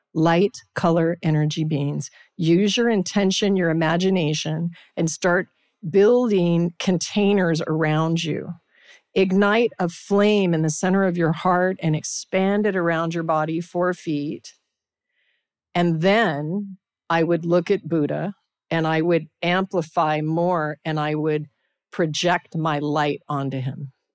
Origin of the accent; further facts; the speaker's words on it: Anchorage, Alaska, United States; I was raised in Alaska, Anchorage, Alaska.